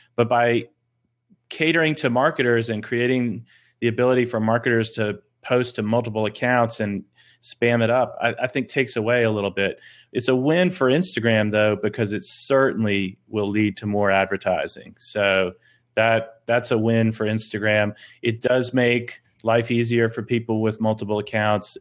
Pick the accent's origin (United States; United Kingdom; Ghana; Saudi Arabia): United States; Boston, Massachusetts; moved away; also born or lived in North Carolina; I grew up in Boston, Massachusetts